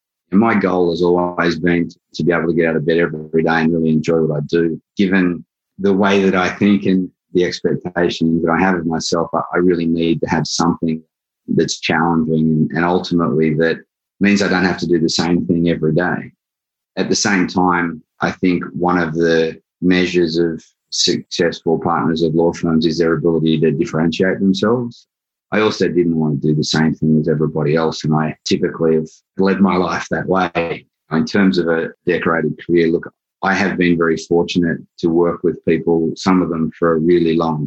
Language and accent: English; Australia; moved away as an adult; now in New York, United States; I'm originally from Australia. I moved to New York 20 years ago